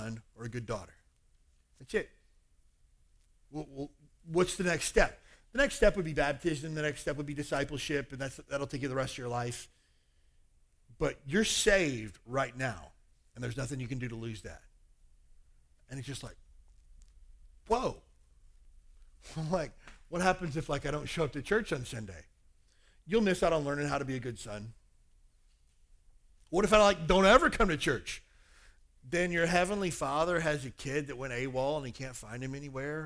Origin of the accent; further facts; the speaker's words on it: Kentucky, United States; now in Hawaii, United States; I grew up in Kentucky